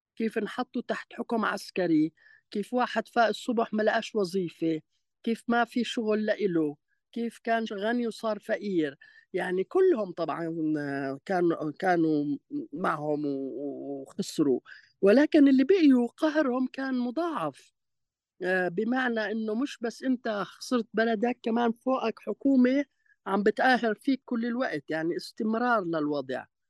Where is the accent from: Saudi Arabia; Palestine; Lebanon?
Palestine; accent: Palestinian-Levantine (Shami); also born or lived in Jaffa / Amman; أنا لهجتي فلسطينية عشامية